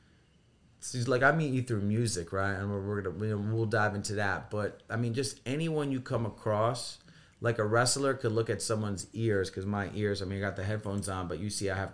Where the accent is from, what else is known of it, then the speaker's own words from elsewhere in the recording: Edison, New Jersey, United States; moved away as an adult; also born or lived in Los Angeles, California / Israel; now in Brooklyn, United States; I'm from Jersey. Okay. So, born in Jersey. My whole family's Israeli. Lived in Jersey. I was 29. Moved out to L.A.